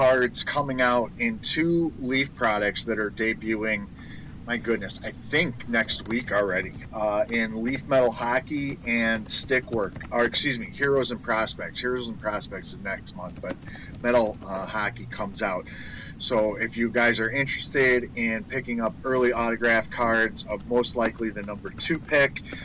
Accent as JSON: {"language": "English", "town": "Chicago", "region": "Illinois", "country": "United States", "tie": "born or raised there", "said": "my hometown of Chicago"}